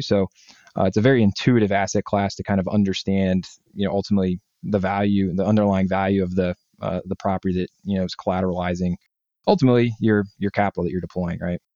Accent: Northeast Ohio, United States; I grew up in Northeast Ohio

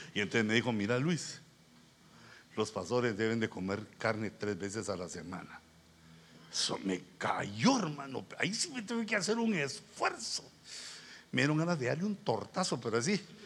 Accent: Guatemala; moved away; yo vengo de Guatemala

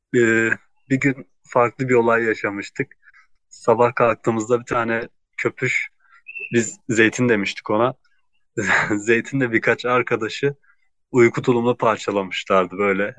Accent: Gaziantep, Turkey; Gaziantep'liyim. Ee, ailem de Gaziantep'te

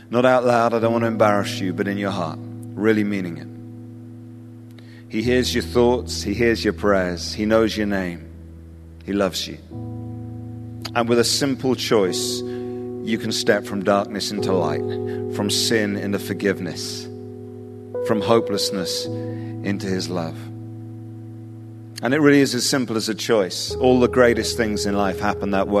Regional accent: England, United Kingdom; accent: English; my weird English accent

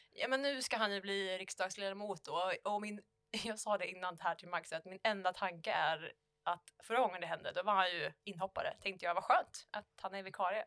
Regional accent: Falköping, Västra Götaland, Sweden; vi hade i Falköping, där jag kommer ifrån, så hade vi Ollebergsgymnasiet

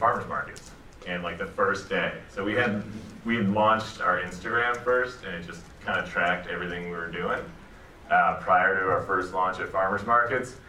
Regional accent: Cleveland, Ohio, United States; moved away as an adult; also born or lived in Virginia; growing up in Cleveland, you get like pierogies, sauerkraut, kielbasa

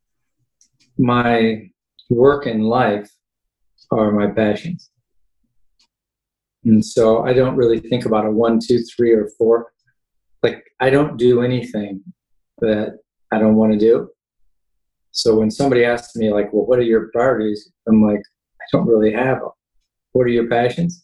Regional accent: Kansas, United States; moved away as an adult; also born or lived in Indiana; I grew up in Kansas, born and raised

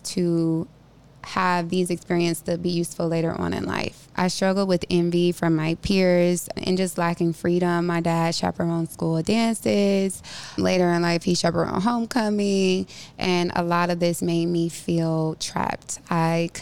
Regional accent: Cleveland, Ohio, United States; Growing up in Cleveland in elementary and middle school, I experienced a very strict environment.

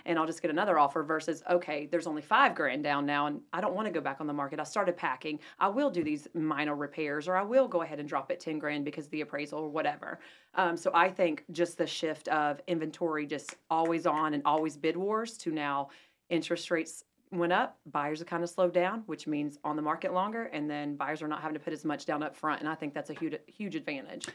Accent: Asheville, North Carolina, United States; now in Huntersville, United States; I'm from Asheville originally

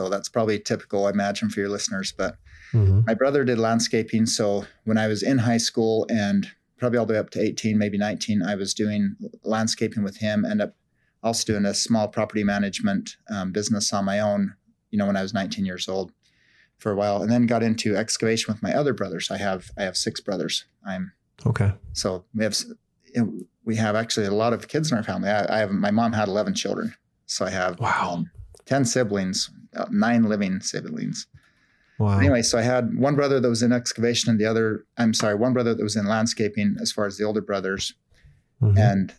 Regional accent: Salt Lake City, Utah, United States; I grew up in Salt Lake City in northern Utah, and it's what most people know of when they think of Utah is like the ski and the snow.

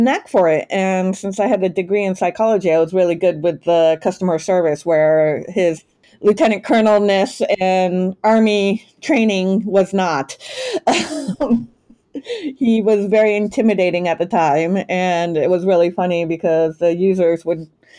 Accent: New Hampshire, United States; I'm originally from New Hampshire

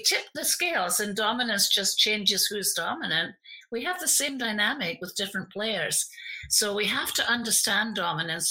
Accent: Scotland, United Kingdom; I'm also from Scotland

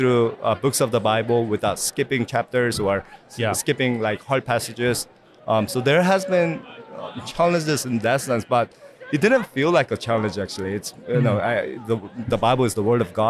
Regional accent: Orange County, California, United States; I'm Asian American, I'm Korean American, grew up in Orange County.

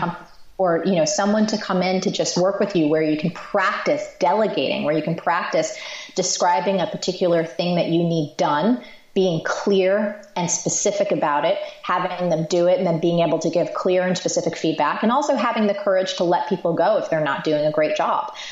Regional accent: New Jersey, United States; I'm from Jersey

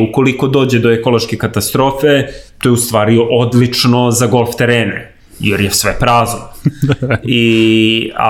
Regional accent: Belgrade, Serbia; Ja sam odrastao na Novom Beogradu

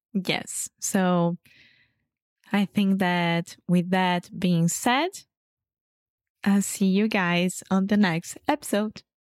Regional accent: Rio de Janeiro, Brazil; English is a second language; I'm originally from Rio de Janeiro, Brazil.

